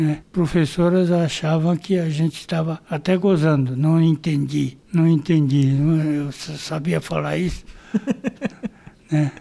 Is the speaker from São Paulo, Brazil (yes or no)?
yes; São Paulo, Brazil; Nasci em Pirituba